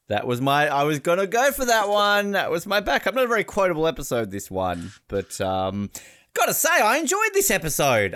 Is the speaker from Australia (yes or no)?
yes; Australia; now in United States; as an Australian